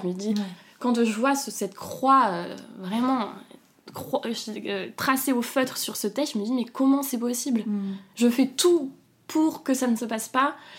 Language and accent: French; south of France, France; now in Paris, France; moi je suis originaire du sud de la France, donc mes parents et tout étaient, étaient, chez moi dans le sud